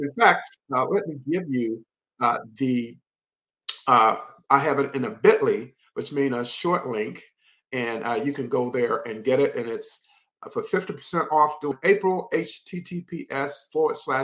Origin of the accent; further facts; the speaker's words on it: Henderson, North Carolina, United States; my hometown of Henderson, North Carolina